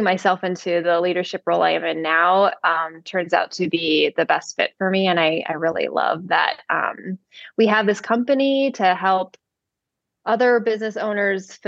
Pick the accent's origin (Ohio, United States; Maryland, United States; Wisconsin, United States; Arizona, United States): Wisconsin, United States; Madison; also born or lived in Chicago / Los Angeles / South Florida; now in Smyrna, United States; I currently live in a town called Smyrna in Georgia. And I'm actually from Madison, Wisconsin